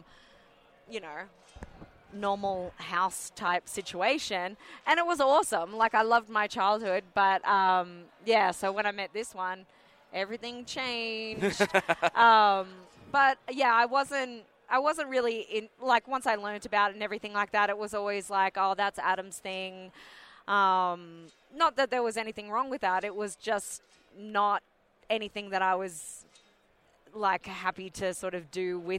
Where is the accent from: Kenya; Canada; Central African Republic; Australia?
Australia; I'm only just like Australian. So my dad was born in England